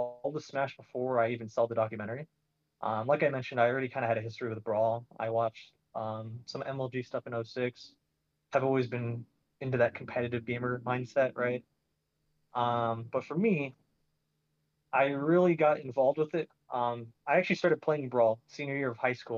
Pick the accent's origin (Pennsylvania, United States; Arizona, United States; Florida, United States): Arizona, United States; Phoenix; I'm from Arizona, and I went to Arizona State